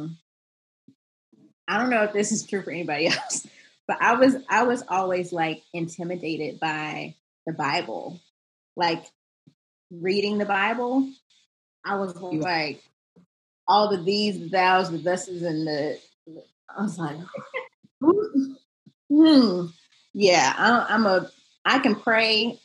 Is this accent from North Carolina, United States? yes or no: yes; Charlotte, North Carolina, United States; I'm from the South. I'm from Charlotte, North Carolina. And so we were at church all the time, like grew up in like the youth choir